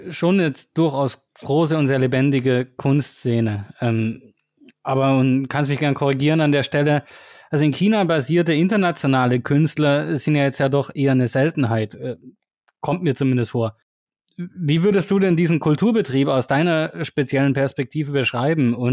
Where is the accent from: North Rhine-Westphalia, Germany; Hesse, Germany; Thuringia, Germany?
Thuringia, Germany; Bad Salzungen; also born or lived in Switzerland; Geboren in der DDR in Thüringen, aufgewachsen im schönen Städtchen Bad Salzungen, als Kind schon früh mit Rockmusik in Berührung gekommen